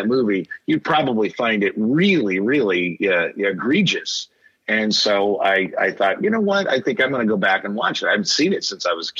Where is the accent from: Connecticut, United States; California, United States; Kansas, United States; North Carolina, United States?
Kansas, United States; when I grew up in Kansas